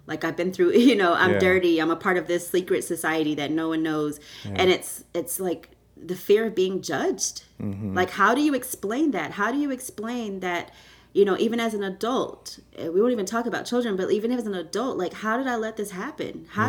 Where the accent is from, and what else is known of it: Houston, Texas, United States; born or raised there; also born or lived in Canada